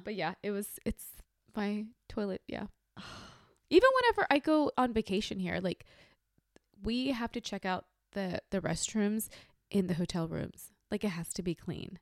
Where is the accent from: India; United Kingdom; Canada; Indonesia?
India; North India; moved away; I'm from North India